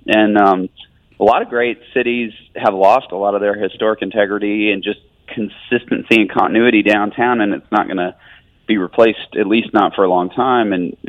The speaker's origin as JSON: {"language": "English", "town": "Birmingham", "region": "Alabama", "country": "United States", "tie": "born or raised there", "said": "growing up in Birmingham, we kind of saw, so much potential in this city."}